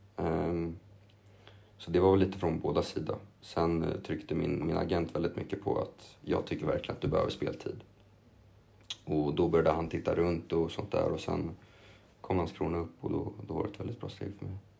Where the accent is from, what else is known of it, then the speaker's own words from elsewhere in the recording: Lidingö, Stockholm County, Sweden; also born or lived in Copenhagen / England; bott i Lidingö, eller på Lidingö hela mitt liv också nästan